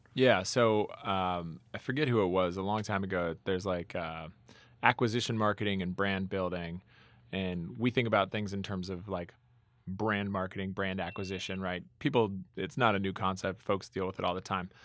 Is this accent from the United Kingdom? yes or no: no; Minnetonka, Minnesota, United States; moved away; also born or lived in Boston; I grew up in Minnetonka, Minnesota